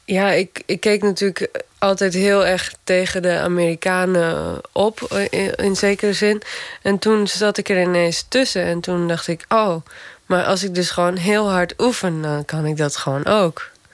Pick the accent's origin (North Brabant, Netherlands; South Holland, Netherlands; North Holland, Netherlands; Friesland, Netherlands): Friesland, Netherlands; Gaasterland; moved away; Gaasterland, waar ik vandaan kom.